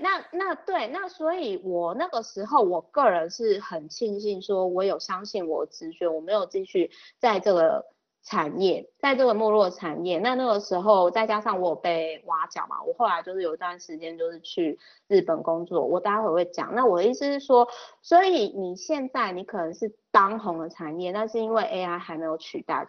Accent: Kaohsiung, Taiwan; moved away; 因为我老家是高雄

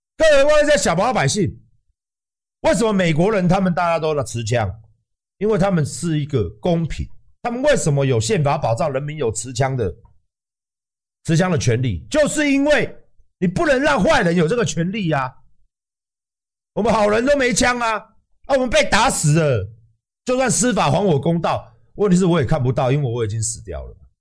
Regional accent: Taiwan; 那我们台湾人呢？

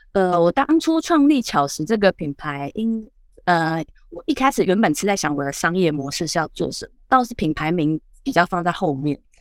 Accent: southern Taiwan, Taiwan; 我是南部人

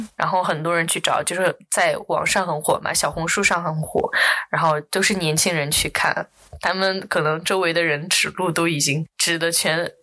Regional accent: Chengdu, Sichuan, China; now in Singapore; 因为我在这个环境当中长大

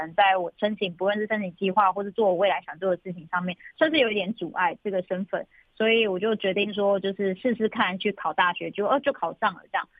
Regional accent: Zhuoxi, Hualien County, Taiwan; 我是来自卓溪乡古丰村的布农族。

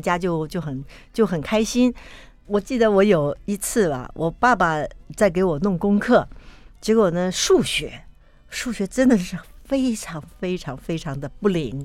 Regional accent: Taipei, Taiwan; also born or lived in Yingge, New Taipei; 出生时候也是在台北

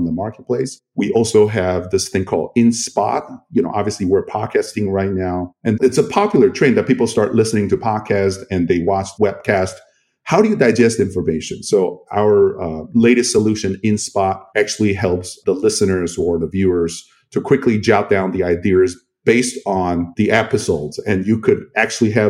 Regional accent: Kaohsiung, Taiwan; I was born and raised in Kaohsiung

